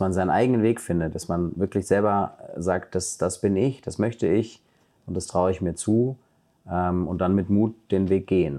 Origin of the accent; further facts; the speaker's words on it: Germany; ich bin in Deutschland aufgewachsen